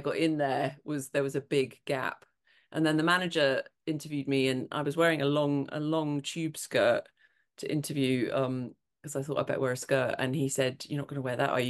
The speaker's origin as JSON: {"language": "English", "town": "Montrose", "region": "Scotland", "country": "United Kingdom", "tie": "born or raised there", "moved": "yes", "said": "I was in my hometown in Montrose"}